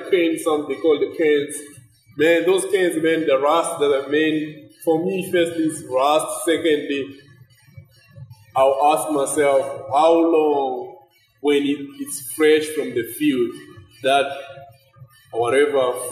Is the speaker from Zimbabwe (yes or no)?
yes; Zimbabwe; moved away; from Zimbabwe